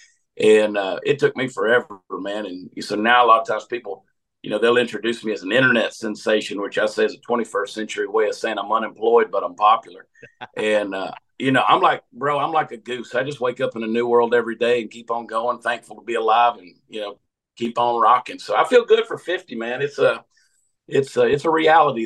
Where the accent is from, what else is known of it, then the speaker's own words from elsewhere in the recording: Augusta, Georgia, United States; moved away; I grew up in Augusta, Georgia